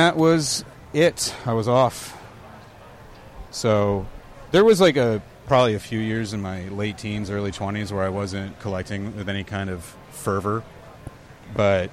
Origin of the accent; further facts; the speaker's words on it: San Diego, California, United States; also born or lived in Walnut, California / Alpine, California; I grew up in San Diego, California, and I consider myself a San Diegan, but I was actually born not far from where we're standing right now, in Walnut, California, and spent most of my childhood there. We moved to San Diego when I was 12